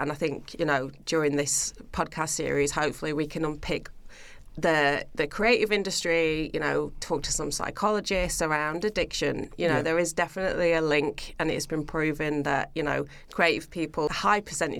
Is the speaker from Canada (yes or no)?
no; United Kingdom; now in Australia; As you mentioned before, being British, you know, again, there's not much else to do. Everybody just goes to the pub or they live for the weekend, you know, and we're kind of brought up with that mentality.